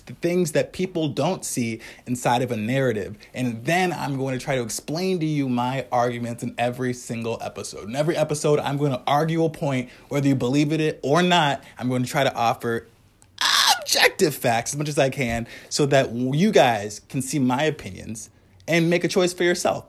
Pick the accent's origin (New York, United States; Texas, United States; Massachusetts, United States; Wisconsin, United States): Wisconsin, United States; I'm from Wisconsin